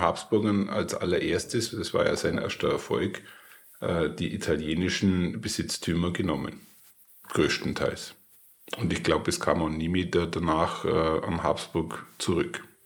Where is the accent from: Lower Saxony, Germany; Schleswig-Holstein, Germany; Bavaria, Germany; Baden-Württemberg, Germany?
Bavaria, Germany; für mich als Bayer